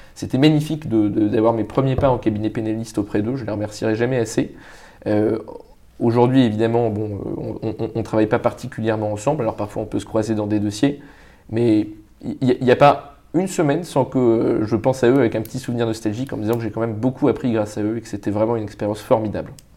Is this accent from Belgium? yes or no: no; Paris, Île-de-France, France; also born or lived in Vietnam; j'ai grandi à Paris